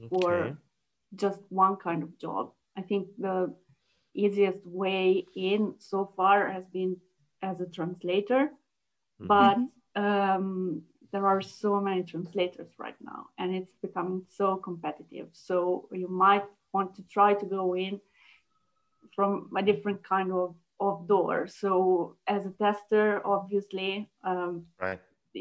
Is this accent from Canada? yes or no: no; Italy; first language Italian; English is a second language; moved away as an adult; also born or lived in Germany; I speak Italian is my first language. Sure. So I was born in Italy